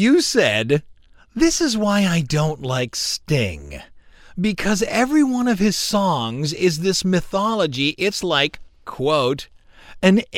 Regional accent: Cleveland, Ohio, United States; I'm from Cleveland

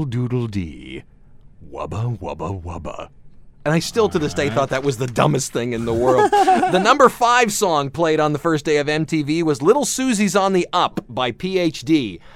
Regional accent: Cleveland, Ohio, United States; also born or lived in Akron, Ohio; when I grew up in Cleveland, there was a band you had to love

